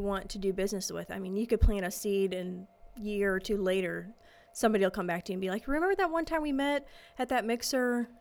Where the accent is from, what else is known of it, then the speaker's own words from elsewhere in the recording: St. Louis area, near Edwardsville, Illinois, United States; I grew up in the St. Louis area. Okay. Small suburb outside uh, Edwardsville, Illinois